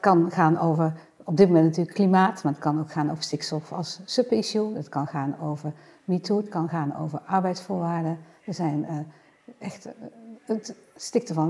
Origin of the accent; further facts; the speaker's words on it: Netherlands; wij natuurlijk als Nederlander